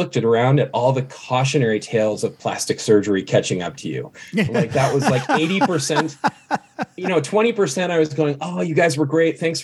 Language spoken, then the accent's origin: English; Thousand Oaks, California, United States; born or raised there; moved away as an adult; also born or lived in Los Angeles, California; now in Idaho, United States